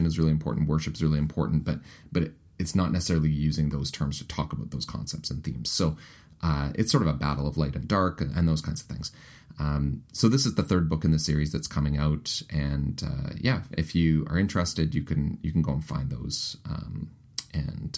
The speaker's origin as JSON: {"language": "English", "town": "Winnipeg", "region": "Manitoba", "country": "Canada", "accent": "Canadianisms", "said": "Ross and I are both actually from Winnipeg, but we're both Canadian."}